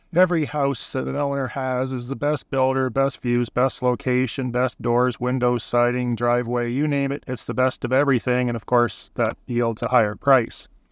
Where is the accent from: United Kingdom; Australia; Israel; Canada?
Canada; Burlington, Ontario; moved away as an adult; also born or lived in Hamilton, Ontario / Stoney Creek, Ontario / Prince Edward Island; now in Charlottetown, Canada; Born in Burlington, lived in Hamilton, Stony Creek, and number of other areas in the province